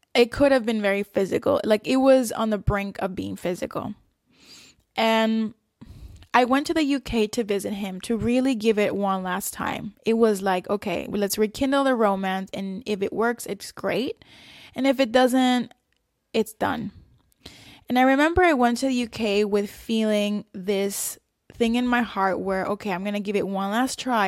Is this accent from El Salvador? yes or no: yes; El Salvador; moved away; also born or lived in South Korea / Qatar; I grew up in El Salvador. We had then moved to South Korea, and from there we moved to Qatar